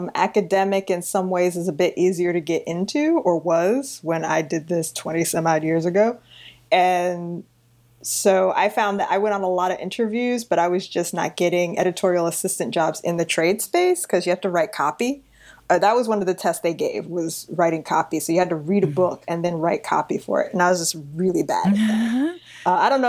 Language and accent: English; New York City, New York, United States; I am born and raised in New York City, partially Long Island for the first 8 years, and then transient being of Queens for the next 30 semi years.